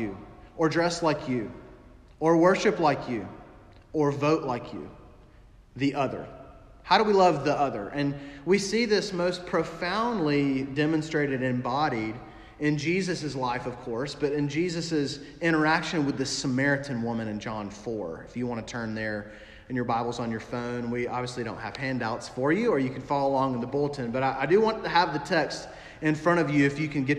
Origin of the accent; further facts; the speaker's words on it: Alabama, United States; moved away as an adult; also born or lived in St. Louis / upstate South Carolina; now in South Carolina, United States; I grew up in Alabama, and so I grew up hearing about Alabama and Auburn